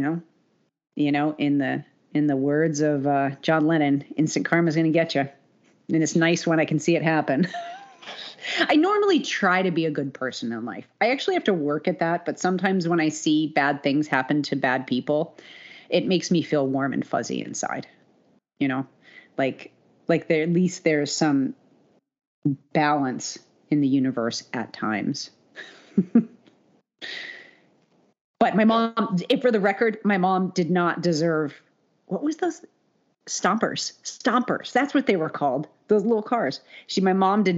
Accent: Salem, Connecticut, United States; we grew up in Salem, Connecticut.

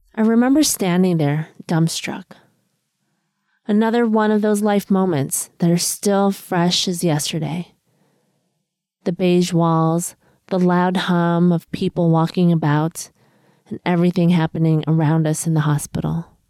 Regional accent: Chicago, Illinois, United States; also born or lived in East Coast, United States; now in Los Angeles, United States; I was born and raised in Chicago, then I moved out east, and now I'm out in Los Angeles

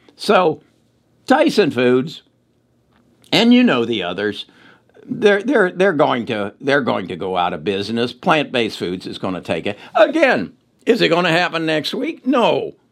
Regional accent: Cincinnati, Ohio, United States; moved away; I was born in Cincinnati, Ohio. Uh, a lot of my family still lives in Cincinnati, Ohio.

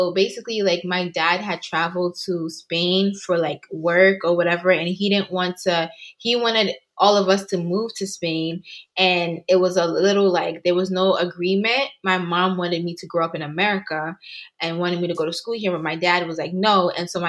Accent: New York, United States; also born or lived in Ghana / England; So I grew up honestly in a lot of places. But I can honestly say that from 12 years up until now, I've been in New York.

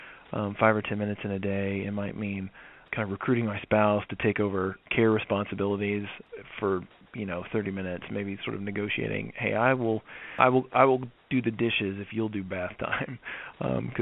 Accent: the South, United States; I grew up in the South and I grew up in an evangelical Christian church

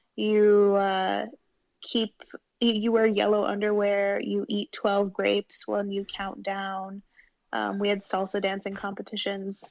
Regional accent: Wilmette, Illinois, United States; moved away as an adult; also born or lived in Chicago; I grew up in Wilmette, which is 30 minutes outside of Chicago

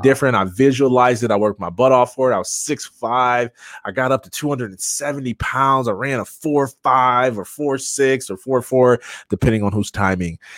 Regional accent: Jackson, Michigan, United States; growing up in Jackson

